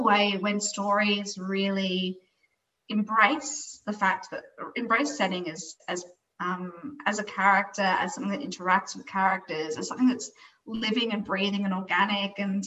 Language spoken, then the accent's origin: English; Brisbane, Queensland, Australia; moved away as an adult; now in Melbourne, Australia; I grew up in Brisbane. I only moved to Melbourne a couple of years ago, so I'm a very recent expat of Brisbane.